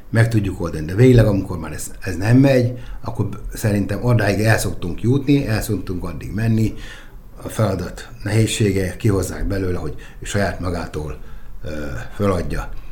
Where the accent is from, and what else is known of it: Nyíregyháza, Szabolcs-Szatmár-Bereg, Hungary